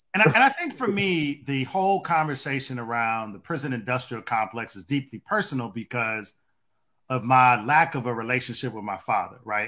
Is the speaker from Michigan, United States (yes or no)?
yes; Detroit, Michigan, United States; growing up where I grew up at in Detroit